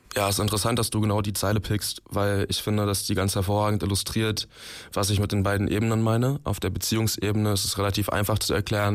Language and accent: German; Magdeburg, Saxony-Anhalt, Germany; in Magdeburg, wo ich herkomme